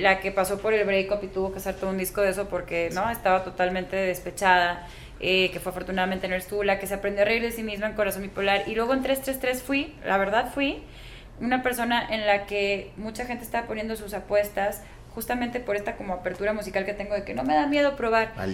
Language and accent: Spanish; Mexico; Somos los mexicanos, en mi generación de músicos